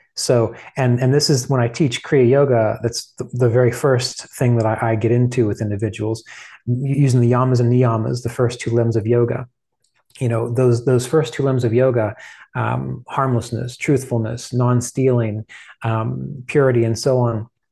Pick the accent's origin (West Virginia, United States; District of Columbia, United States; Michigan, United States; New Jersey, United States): West Virginia, United States; I grew up in West Virginia